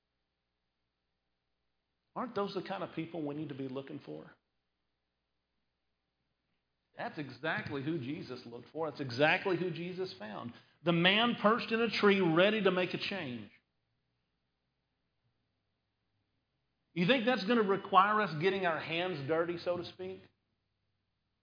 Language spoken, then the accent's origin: English; Conway, Arkansas, United States; now in San Antonio, United States; I grew up in Conway, Arkansas